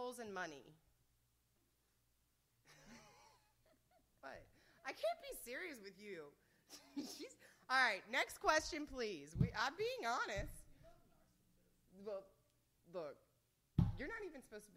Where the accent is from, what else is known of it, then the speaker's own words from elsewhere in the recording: United States; I'm from the States